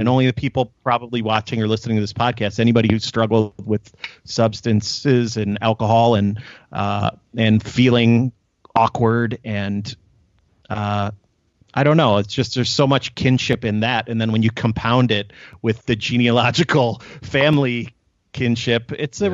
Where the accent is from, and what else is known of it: Chicago, Illinois, United States